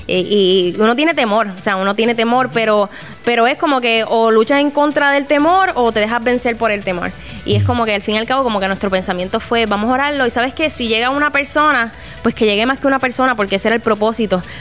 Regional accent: Puerto Rico; aquí en Puerto Rico

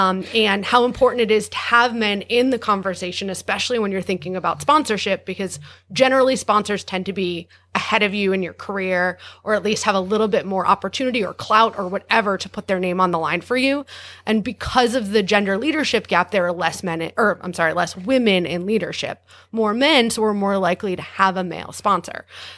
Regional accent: New York, United States; I'm a New Yorker.

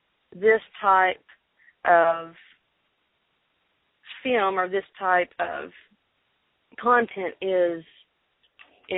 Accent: Arkansas, United States; I'm from Arkansas

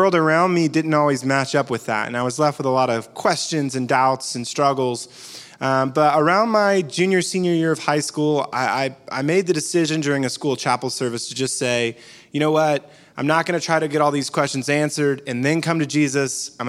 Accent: Charleston, South Carolina, United States; Yeah, so I'm a local. I'm from right here in Charleston, South Carolina, which is pretty rare around here, actually.

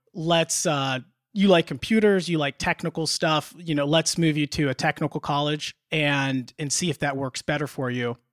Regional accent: Indiana and Illinois, United States; moved away as an adult; also born or lived in Delaware; I grew up in the Midwest, Indiana, Chica-, or not, not Chicago, but Indiana and Illinois

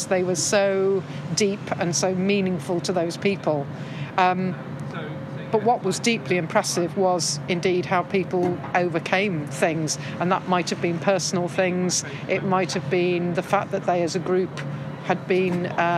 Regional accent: Llandrindod Wells, Wales, United Kingdom; I come from Llandrindod Wells in the middle of Wales

